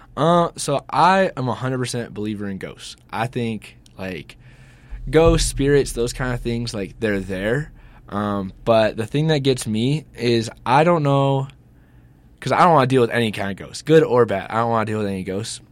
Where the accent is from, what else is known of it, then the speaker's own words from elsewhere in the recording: Georgia, United States; I'm from Georgia